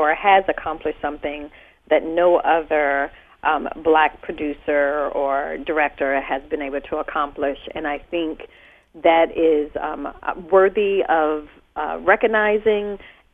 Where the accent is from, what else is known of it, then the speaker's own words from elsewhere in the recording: North Carolina, United States; moved away; I'm originally from North Carolina